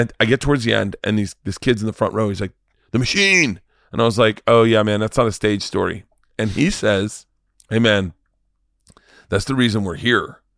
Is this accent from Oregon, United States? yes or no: no; Florida, United States; I'm from Florida.